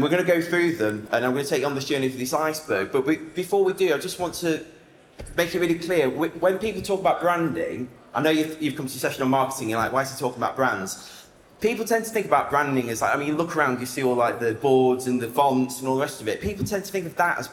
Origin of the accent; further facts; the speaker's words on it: Sheffield, Yorkshire and the Humber, United Kingdom; I'm from Sheffield